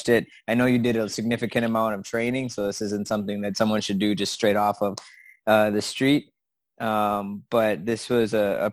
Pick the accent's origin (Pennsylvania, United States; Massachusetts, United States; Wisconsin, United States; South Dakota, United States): Wisconsin, United States; moved away; also born or lived in Florida / Puerto Rico; I was born in Wisconsin, but I was made with Puerto Rican parts.